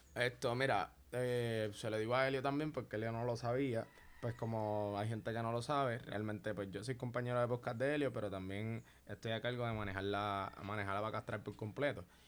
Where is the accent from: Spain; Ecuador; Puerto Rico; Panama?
Puerto Rico; yo como boricua